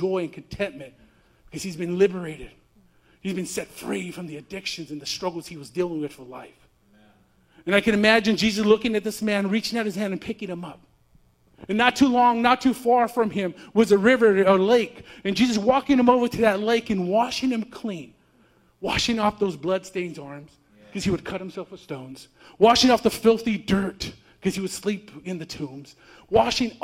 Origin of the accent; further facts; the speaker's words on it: California, United States; I'm from California